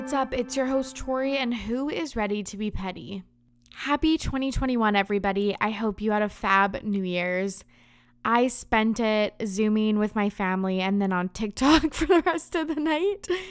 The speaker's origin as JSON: {"language": "English", "region": "West Coast of Canada", "country": "Canada", "said": "We're both Canadian. I'm from the West Coast"}